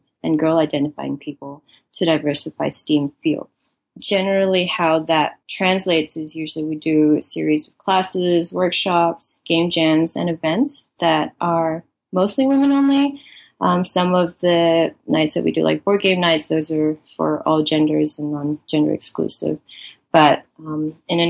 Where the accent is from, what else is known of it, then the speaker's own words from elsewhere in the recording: Malaysia; moved away as an adult; also born or lived in Singapore / Melbourne, Australia; now in New York, United States; I was born in Singapore and I grew up in Malaysia, and born into a Chinese family